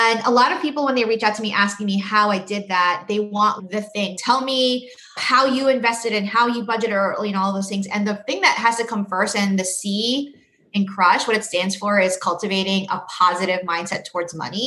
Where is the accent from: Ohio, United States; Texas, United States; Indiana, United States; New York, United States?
New York, United States; New York City; also born or lived in Boston; I grew up in New York City